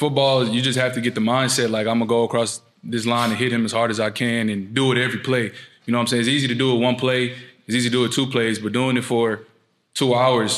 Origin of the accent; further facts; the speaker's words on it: Louisiana, United States; now in Norman, United States; I was born in Louisiana, so it would be cool to go back home